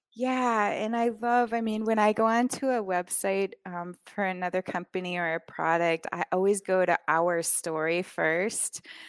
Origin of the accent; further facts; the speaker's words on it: Vermont, United States; moved away as an adult; also born or lived in Anguilla / Rwanda; I grew up in Vermont, in a tiny town with about twelve hundred people in the whole town